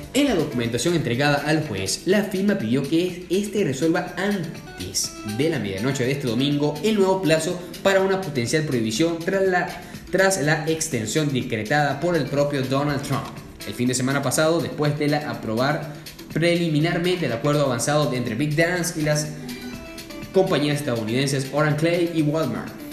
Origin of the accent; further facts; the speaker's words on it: Puerto Cabello, Carabobo, Venezuela; now in Buenos Aires, Argentina; Yo soy de Puerto Cabello, de, las playas allá de Puerto Cabello, soy yo